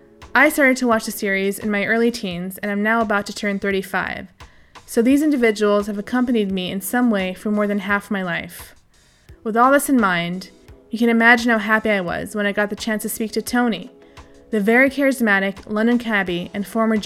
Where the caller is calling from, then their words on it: Berlin, Germany; Yes, I'm actually in Berlin, Germany. This is where I'm based.